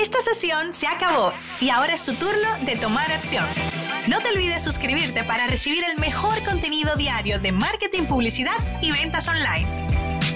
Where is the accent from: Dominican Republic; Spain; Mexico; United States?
Dominican Republic; moved away; en mi país